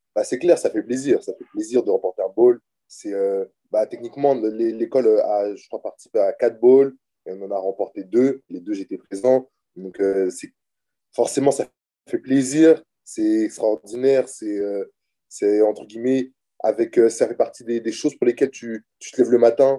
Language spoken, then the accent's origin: French; Orléans, Centre-Val de Loire, France; moved away as an adult; also born or lived in Lomé, Togo; now in Buffalo, United States; je suis né euh, à Lomé au Togo. J'ai grandi en France